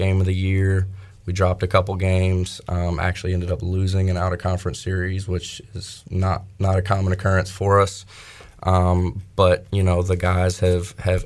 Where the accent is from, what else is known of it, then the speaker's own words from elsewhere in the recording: Greensboro, North Carolina, United States; I grew up in the Greensboro area